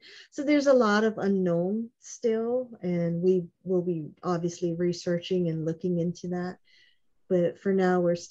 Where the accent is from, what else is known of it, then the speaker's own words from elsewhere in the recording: Honolulu, Hawaii, United States; I was raised on Waialua Street, just down the road from Stevenson